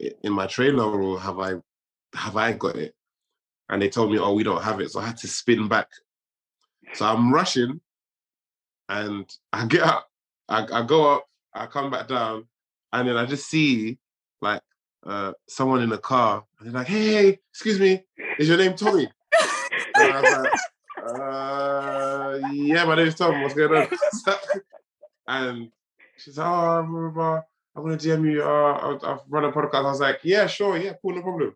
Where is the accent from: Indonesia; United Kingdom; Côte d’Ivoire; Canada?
Côte d’Ivoire; first language French; English is a second language; French is my first language. That's my mother tongue. I'm from Ivory Coast.